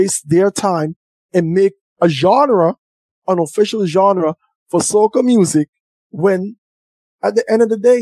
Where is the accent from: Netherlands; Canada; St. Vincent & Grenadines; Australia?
St. Vincent & Grenadines; I'm from St. Vincent